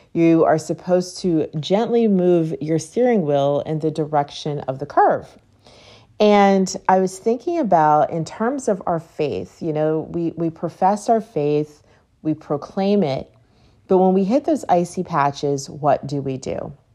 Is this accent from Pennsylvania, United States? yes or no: yes; Pittsburgh, Pennsylvania, United States; moved away; I grew up in Pittsburgh, so there are tons of hills